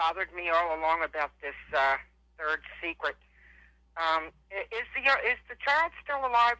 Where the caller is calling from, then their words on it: Philadelphia, Pennsylvania, United States; I'm calling from Philadelphia.